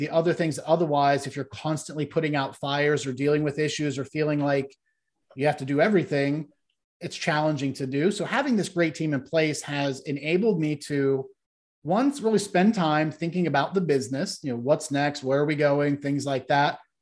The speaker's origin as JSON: {"language": "English", "region": "Ohio", "country": "United States", "tie": "born or raised there", "said": "the area I grew up in in Ohio was once dominated by the steel and the auto industry"}